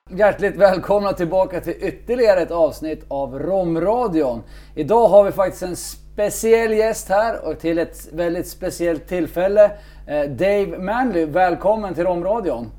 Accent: Sweden; som, som svensk

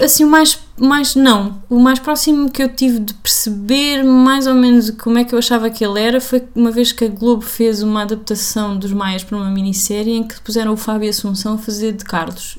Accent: Portugal; sou português.

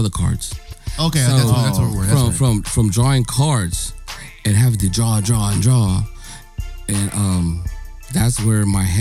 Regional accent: Philippines; I'm Filipino, dog. I'm looking

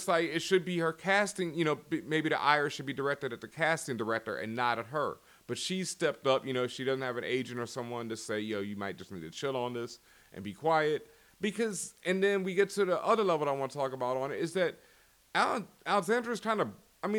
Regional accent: Houston, Texas, United States; Like, I grew up in Houston. You know, I had curly-ass hair. I was a geek to all geeks. I did not play football. I was just, you know, not what most people expected. I didn't sound like I was from Houston.

